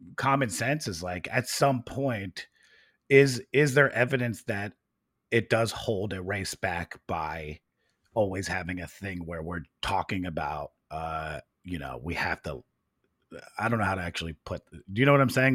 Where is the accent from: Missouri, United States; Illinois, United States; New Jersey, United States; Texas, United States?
New Jersey, United States; Princeton; we grew up in Princeton.